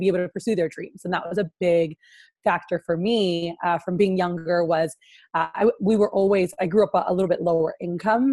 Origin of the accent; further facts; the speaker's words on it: Miami, Florida, United States; moved away as an adult; now in Houston, United States; I'm from Miami, Florida, is where I like grew up most of my life